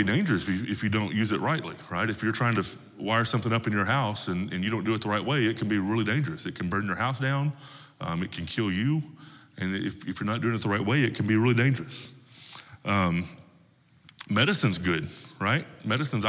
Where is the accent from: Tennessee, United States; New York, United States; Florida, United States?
Tennessee, United States; Where I come from, where I grew up in Tennessee, most of the men that I grew up around carried pocket knives with them all the time.